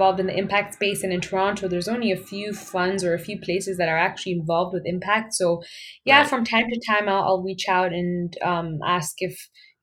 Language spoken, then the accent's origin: English; Kenya; moved away as an adult; now in Canada; I was, you know, born and raised in Kenya